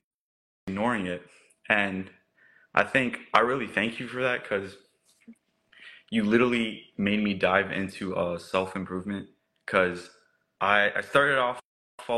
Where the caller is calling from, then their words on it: Washington, District of Columbia, United States; I'm calling from the DMV area, Washington, D.C.